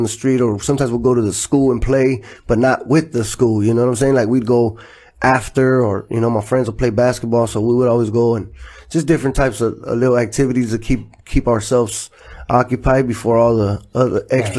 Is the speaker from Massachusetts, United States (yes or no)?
no; Los Angeles, California, United States; also born or lived in Inglewood, California; I grew up in Florence in the you know, south central area, south side